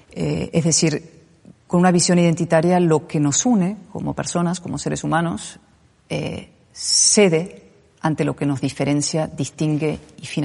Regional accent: Spain; Soy española

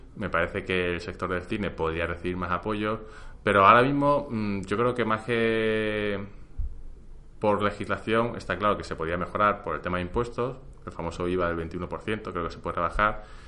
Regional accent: Spain; en España creo que estamos acostumbrados

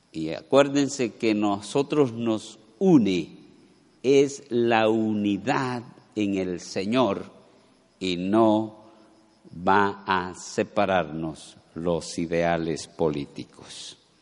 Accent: Colombia; todos aquí, la mayoría, somos colombianos

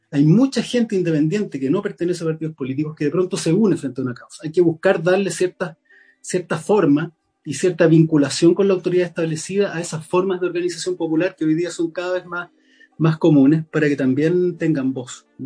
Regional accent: Valparaíso, Chile; No es posible que, por ejemplo, yo soy de Valparaíso, no es posible que el puerto tribute en Santiago.

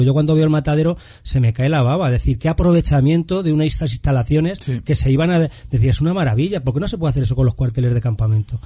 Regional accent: Madrid, Community of Madrid, Spain; pero soy del Distrito Latina

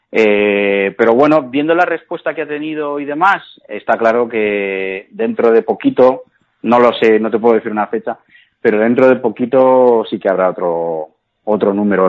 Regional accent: Cuenca, Castilla-La Mancha, Spain; ni siquiera los propios conquenses tenemos ese orgullo de decir, oye, que soy de Cuenca

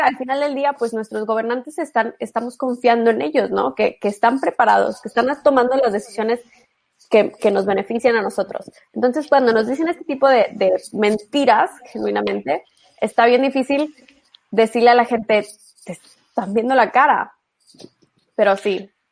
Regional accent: Monterrey, Nuevo León, Mexico; yo soy de Monterrey

